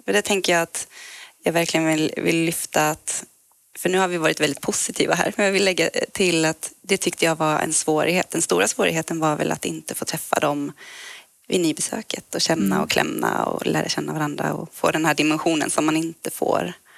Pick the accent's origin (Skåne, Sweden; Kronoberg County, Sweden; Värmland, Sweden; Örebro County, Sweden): Kronoberg County, Sweden; Växjö; now in Stockholm, Sweden; jag kommer från Växjö, Småland ursprungligen